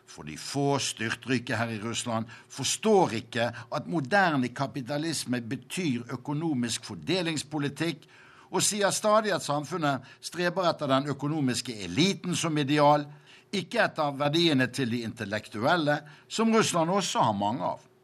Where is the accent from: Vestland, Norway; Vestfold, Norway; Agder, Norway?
Vestland, Norway; Bergen; moved away as an adult; now in Moscow, Russia; På 1950-tallet hjemme i Bergen kjøpte min mor alltid en markkaffe